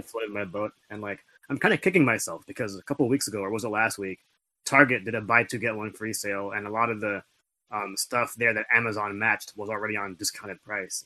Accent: Philippines; I'm I'm Filipino.

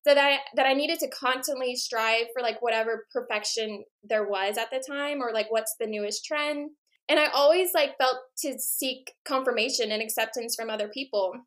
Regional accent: Hawaii, United States; growing up in Hawaii, I was surrounded by marine biology and the ocean.

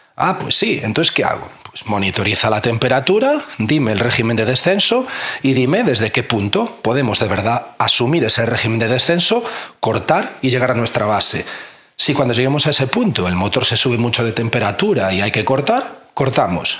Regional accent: A Coruña, Galicia, Spain; moved away as an adult; me tuve que volver pues a mi ciudad natal, a La Coruña

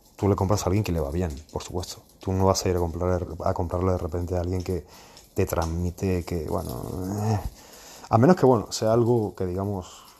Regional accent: Spain; moved away; yo también soy español

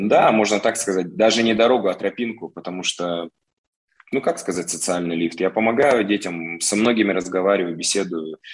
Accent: Omsk, Omsk Oblast, Russia; Коренной амич, родился, вырос здесь.

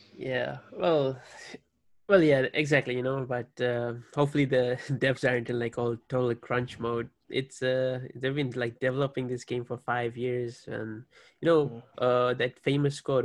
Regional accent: Fiji; now in Hawaii, United States; I'm from Fiji as well. I currently reside in Hawaii, but like born and raised Fiji

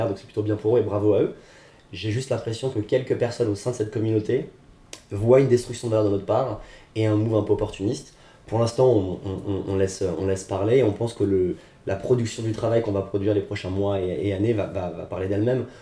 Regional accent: France; nous en tant que Français

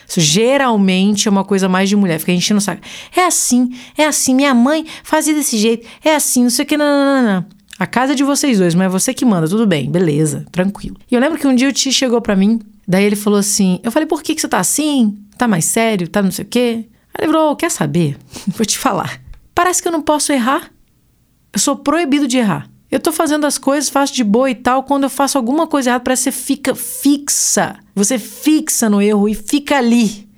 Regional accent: Minas Gerais, Brazil; Sou mineira, eu uso trem para qualquer coisa

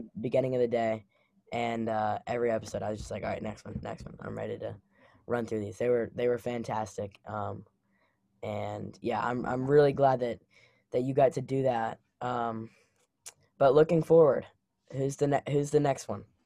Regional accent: Memphis, Tennessee, United States; I grew up in Memphis

